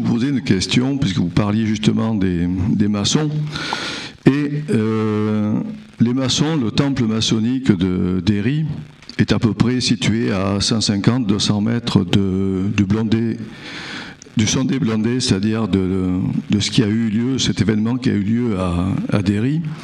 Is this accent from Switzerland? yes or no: no; Bordeaux, Nouvelle-Aquitaine, France; je suis bordelais, je parle pas très bien anglais